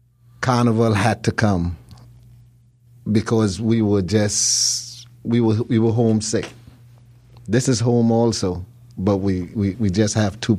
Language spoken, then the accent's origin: English; Chicago, Illinois, United States; Growing up in Chicago, we had one part of the Caribbean, of the West Indies, that we could celebrate, which was Jamaica